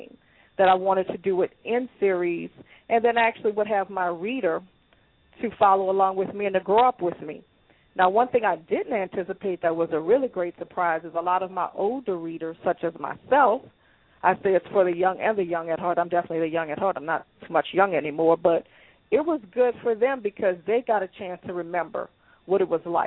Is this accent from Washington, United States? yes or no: no; New Orleans, Louisiana, United States; also born or lived in Chicago / Atlanta; I am born and raised in New Orleans. That's where I currently reside